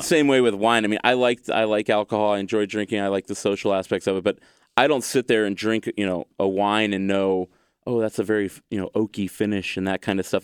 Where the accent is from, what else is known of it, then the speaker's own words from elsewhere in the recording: United States; I'm an American